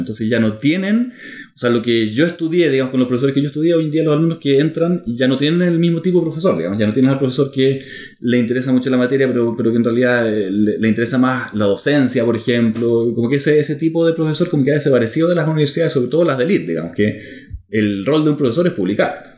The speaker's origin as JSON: {"language": "Spanish", "country": "Germany", "tie": "born or raised there", "moved": "yes", "said": "nací en Alemania"}